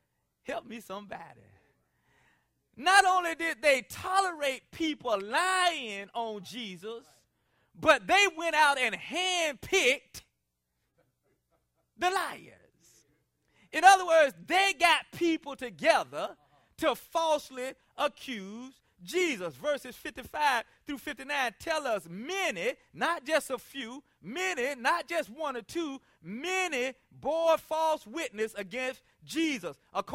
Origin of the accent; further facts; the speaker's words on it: South Carolina, United States; Now, I'm from South Carolina, and over the years, my speech has changed a lot.